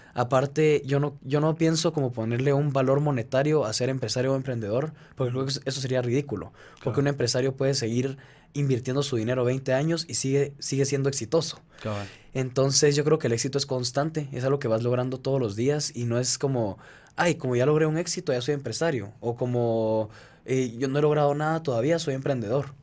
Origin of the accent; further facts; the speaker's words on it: Guatemala; soy de Guatemala